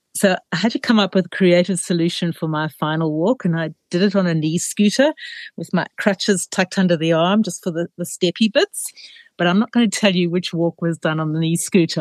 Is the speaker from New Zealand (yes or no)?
no; South Africa; now in Australia; a kid growing up in South Africa